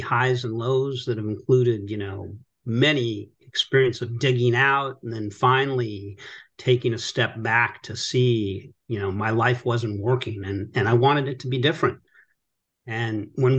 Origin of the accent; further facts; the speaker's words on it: Los Angeles, California, United States; I grew up in Tarzana, California. It's in the suburbs of Los Angeles